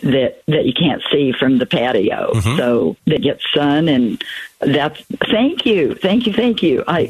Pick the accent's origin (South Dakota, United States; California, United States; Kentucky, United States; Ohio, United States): California, United States; Southern; also born or lived in Colorado / Queen Creek, Arizona; now in Sun Lakes, United States; I grew up in Southern California, but the last 40 years been in Colorado.